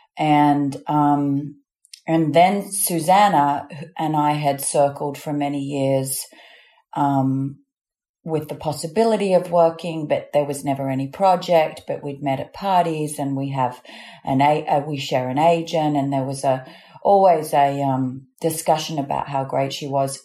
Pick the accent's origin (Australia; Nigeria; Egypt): Australia; accent: Australian; I don't use my Australian accent at all